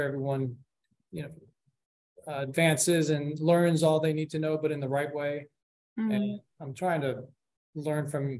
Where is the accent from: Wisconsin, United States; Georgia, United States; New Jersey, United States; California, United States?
New Jersey, United States; born there; also born or lived in Colombia; now in Houston, United States; I was born in New Jersey. My family's from Colombia. My parents were born there. I was raised half there, half here in grade school, but mainly been in Houston since my senior year in high school.